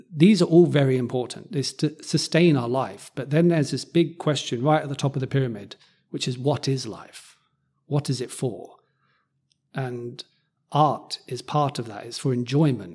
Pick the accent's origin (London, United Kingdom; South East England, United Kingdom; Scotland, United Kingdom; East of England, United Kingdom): East of England, United Kingdom; Cambridge; where I grew up in Cambridge